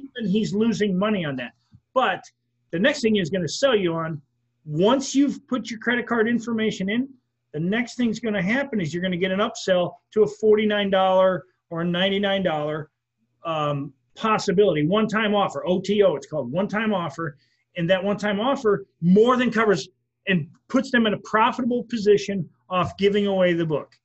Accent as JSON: {"language": "English", "region": "Wisconsin", "country": "United States", "tie": "born or raised there", "moved": "yes", "lives_now": "Florida, United States", "said": "I'm from Wisconsin. When I was a kid, I worked at a gas station"}